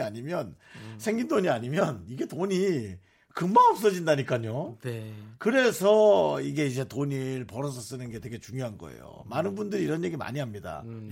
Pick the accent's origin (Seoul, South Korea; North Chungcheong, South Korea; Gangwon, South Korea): Gangwon, South Korea; Gangneung; moved away; 그리고 우리 때는 강릉이었거든요